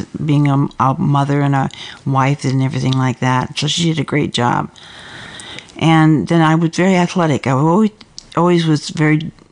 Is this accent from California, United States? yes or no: yes; Los Angeles, California, United States; I was born and raised in San Fernando Valley all my life. I didn't get very far. I'm still there.